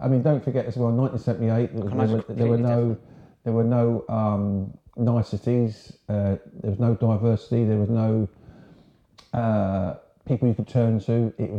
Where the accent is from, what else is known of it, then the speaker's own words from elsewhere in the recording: Horsham, South East England, United Kingdom; accent: home counties; So I was born in a place called Horsham, West Sussex.